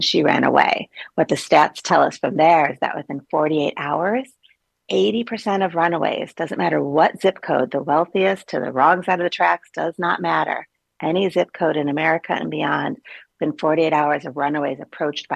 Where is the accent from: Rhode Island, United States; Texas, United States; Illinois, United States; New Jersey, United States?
Illinois, United States; Chicago; moved away as an adult; now in Florida, United States; I'm from Chicago